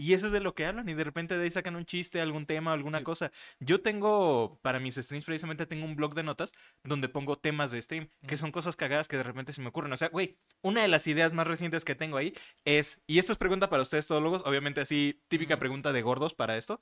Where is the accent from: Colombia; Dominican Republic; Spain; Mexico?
Mexico; nosotros como mexicanos